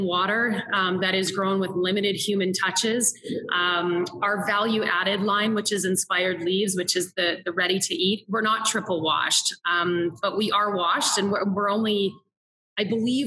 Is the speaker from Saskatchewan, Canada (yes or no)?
yes; Saskatchewan, Canada; I grew up in Saskatchewan, and we are touted as the breadbasket of the world